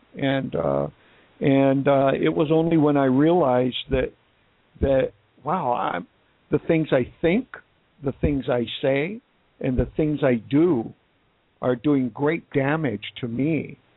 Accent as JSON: {"language": "English", "region": "Wisconsin", "country": "United States", "moved": "yes", "lives_now": "Phoenix, United States", "said": "I'm from Wisconsin"}